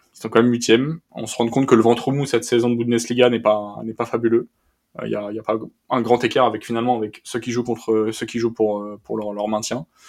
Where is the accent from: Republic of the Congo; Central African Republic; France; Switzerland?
France; en tant que Français